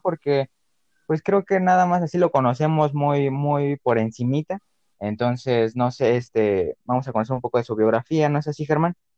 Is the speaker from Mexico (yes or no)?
yes; Mexico; como mexicano